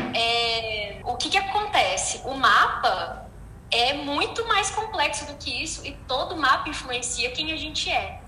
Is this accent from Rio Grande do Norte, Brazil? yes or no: no; Brasília, Federal District, Brazil; now in Uberlândia, Brazil; É eu moro em Uberlândia, eu sou de Brasília